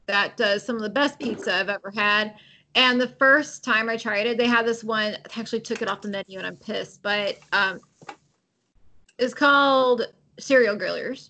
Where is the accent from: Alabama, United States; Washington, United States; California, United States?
California, United States; I was born and raised in California